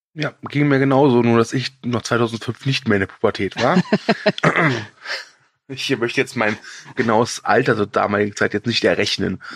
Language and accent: German; Cologne, North Rhine-Westphalia, Germany; als Kölner